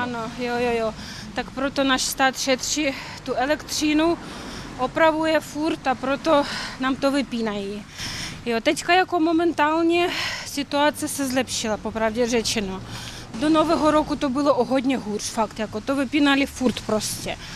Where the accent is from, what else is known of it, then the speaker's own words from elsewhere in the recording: Kyiv, Ukraine; Czech is a second language; jsem z Kyjeva, celý život žiju v Kyjevě